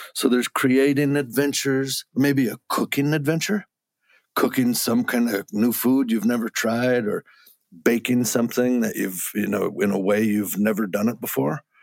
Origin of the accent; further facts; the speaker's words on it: Wisconsin, United States; when I grew up in Wisconsin